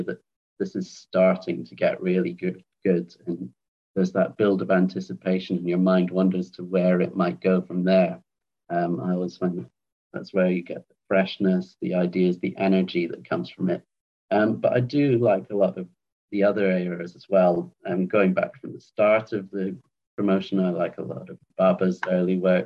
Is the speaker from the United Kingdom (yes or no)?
yes; Edinburgh, Scotland, United Kingdom; also born or lived in London / Thailand; now in Salford, United Kingdom; I was born in London, but spent most of my childhood in Edinburgh in Scotland. But I currently live in Salford in Greater Manchester